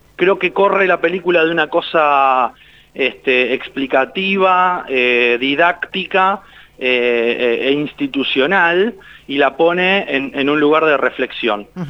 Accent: Argentina; nosotros somos argentinos

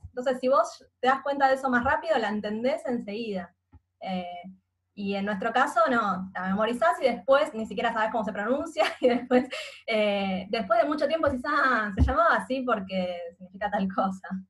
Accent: Buenos Aires, Argentina; Yo nací y siempre viví en Capital Federal

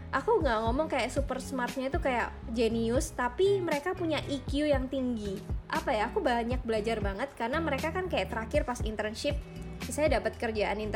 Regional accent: Malang, East Java, Indonesia; karena kan aku dari Malang kan kalau misalnya orang-orang di Malang itu kayak papa mamanya punya kerjaan ya

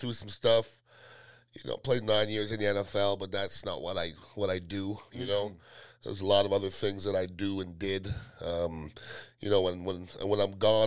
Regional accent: Montreal, Quebec, Canada; moved away as an adult; also born or lived in Iowa / Tampa Bay; now in Tampa, United States; I'm from Montreal, Canada originally. My parents are from the West Indies, Guyana and Trinidad, so they didn't have anything growing up

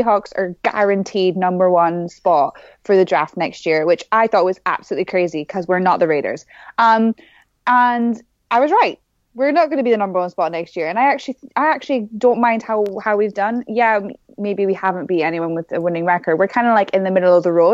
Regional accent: Scotland, United Kingdom; I'm Scottish

